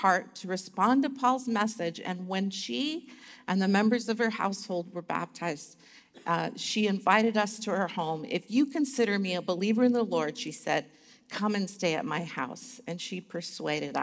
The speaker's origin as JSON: {"language": "English", "region": "Alaska", "country": "United States", "tie": "born or raised there", "said": "I grew up in Alaska, and I had to go to school till it was minus 60 degrees Fahrenheit"}